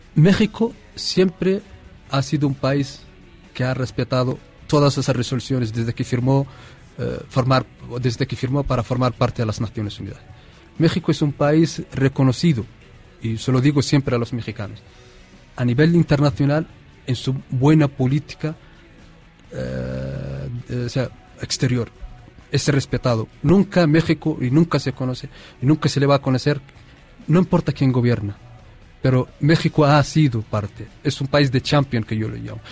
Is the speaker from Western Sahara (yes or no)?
yes; Western Sahara; Llevamos 43 años bajo la ocupación marroquí